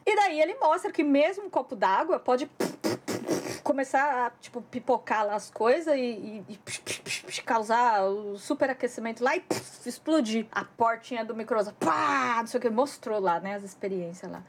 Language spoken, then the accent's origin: Portuguese; Brazil; now in Japan; a gente cresceu no Brasil